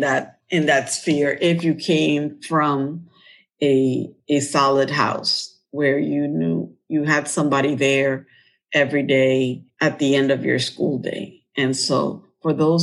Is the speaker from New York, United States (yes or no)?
yes; New York, United States; We were basically African Americans and Latinos in where I grew up in Harlem